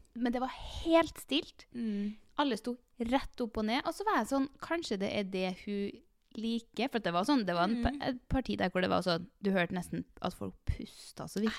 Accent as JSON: {"language": "Norwegian", "town": "Trondheim", "region": "Trøndelag", "country": "Norway", "also_born_or_lived": "Oslo", "moved": "as an adult", "said": "jeg flytter til Trondheim nå, skjønner du, for jeg er fra Trondheim"}